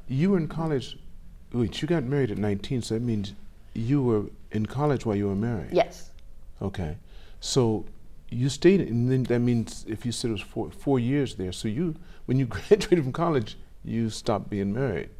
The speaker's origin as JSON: {"language": "English", "town": "Los Angeles", "region": "California", "country": "United States", "said": "I'm from Los Angeles."}